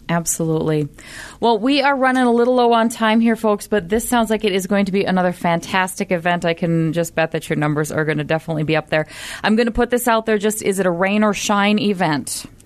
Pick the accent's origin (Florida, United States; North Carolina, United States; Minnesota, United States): Minnesota, United States; Duluth; I grew up in Duluth